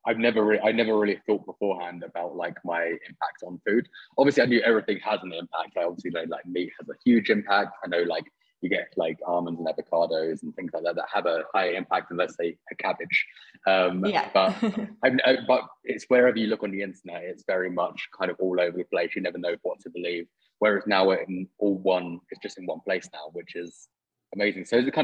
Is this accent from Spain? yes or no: no; Mexico; But here we are, we're both from Mexico, two different places, but finally in the same time zone.